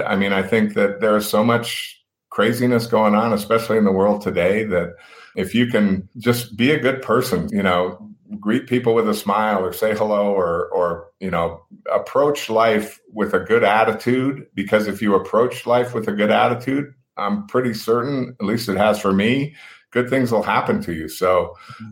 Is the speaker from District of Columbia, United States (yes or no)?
no; Reno, Nevada, United States; growing up in Reno, we, you know, it was kind of the family thing